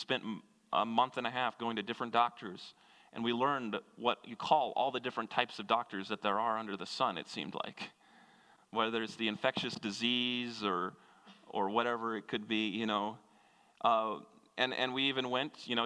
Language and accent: English; Kansas, United States; moved away; I grew up in Kansas, which is about as landlocked as you can get